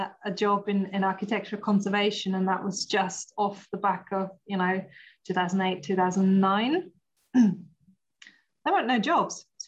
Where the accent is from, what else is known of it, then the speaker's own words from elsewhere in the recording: Austria; English is a second language; moved away as an adult; also born or lived in Portsmouth; now in United Kingdom; born and raised in Austria, went to design university over there